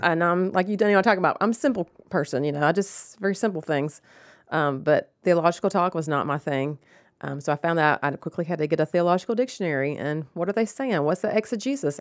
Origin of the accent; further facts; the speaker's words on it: Rome, Georgia, United States; I grew up in Rome